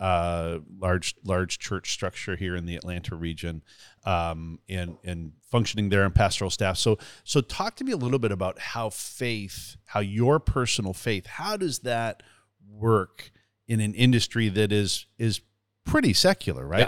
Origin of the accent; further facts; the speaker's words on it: Canada; now in Southern United States; growing up in Canada